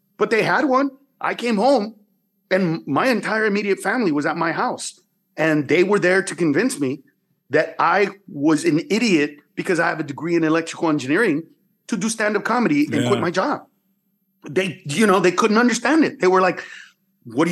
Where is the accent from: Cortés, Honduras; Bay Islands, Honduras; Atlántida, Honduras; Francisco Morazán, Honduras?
Cortés, Honduras; San Pedro Sula; I was born in San Pedro Sula, Honduras.